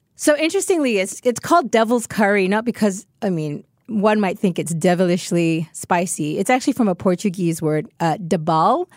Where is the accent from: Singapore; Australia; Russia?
Singapore; I am Singaporean